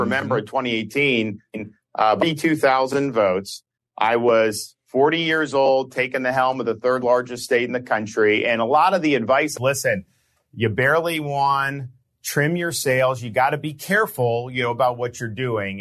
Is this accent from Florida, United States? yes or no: yes; Florida, United States; growing up in Florida